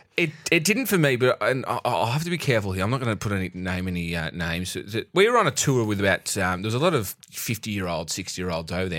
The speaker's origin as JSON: {"language": "English", "country": "Australia", "said": "we're Australian"}